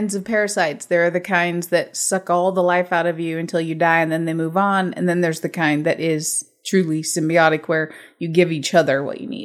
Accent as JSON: {"language": "English", "country": "United States", "said": "I'm American"}